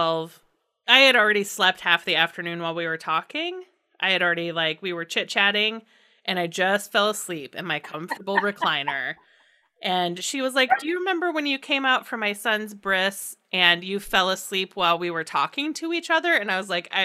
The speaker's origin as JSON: {"language": "English", "region": "Indiana", "country": "United States", "tie": "born or raised there", "moved": "yes", "said": "I grew up in Indiana"}